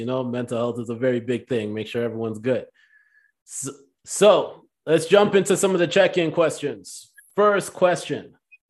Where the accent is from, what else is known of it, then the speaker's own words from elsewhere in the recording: Jamaica; moved away; I spent 3 years growing up in Jamaica